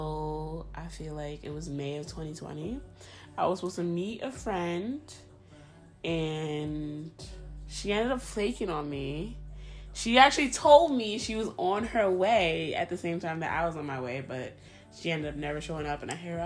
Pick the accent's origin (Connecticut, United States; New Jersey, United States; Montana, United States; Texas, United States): New Jersey, United States; first language Spanish; English is a second language; I was born and raised in New Jersey, but my family, my mom and dad are both from Honduras.